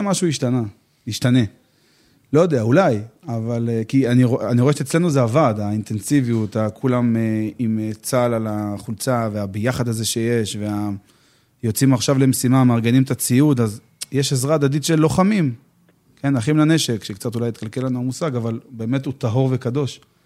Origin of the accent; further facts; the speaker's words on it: Petah Tikva, Central District, Israel; also born or lived in Safed; now in Ramat Gilad; שגדלתי בפתח תקווה